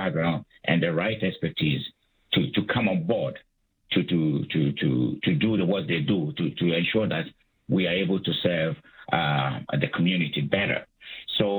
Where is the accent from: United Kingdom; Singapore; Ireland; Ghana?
Ghana; moved away as an adult; also born or lived in United States / Calgary, Canada; I'm from Africa. I'm from Ghana. I did my undergraduate studies in Ghana.